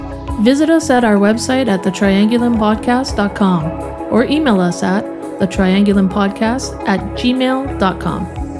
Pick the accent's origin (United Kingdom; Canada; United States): Canada; But as a Canadian